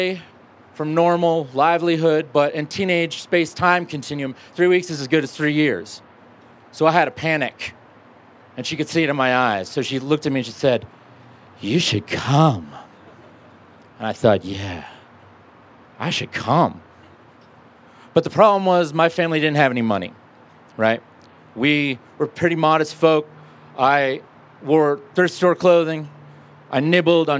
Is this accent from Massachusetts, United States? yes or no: yes; Boston, Massachusetts, United States; moved away as an adult; now in Denver, United States; I'm from Boston